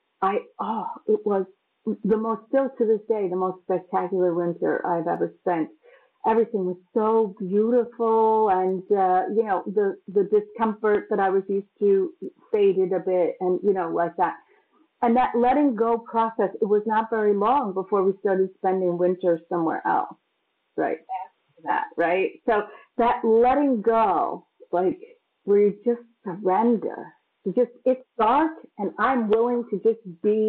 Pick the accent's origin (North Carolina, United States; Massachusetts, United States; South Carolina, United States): Massachusetts, United States; moved away; also born or lived in New York; I grew up in Massachusetts, which is quite cold